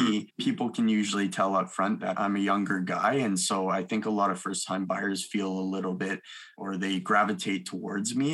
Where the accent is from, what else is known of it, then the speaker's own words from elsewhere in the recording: Milton, Ontario, Canada; also born or lived in Mississauga, Ontario; I uh, grew up between Milton, Ontario and Mississauga. I was born in Mississauga